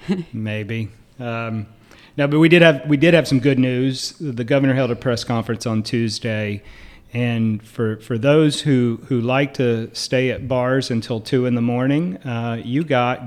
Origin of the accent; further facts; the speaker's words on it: Duplin County, North Carolina, United States; I am from Duplin County, North Carolina, and we have great grapes down there.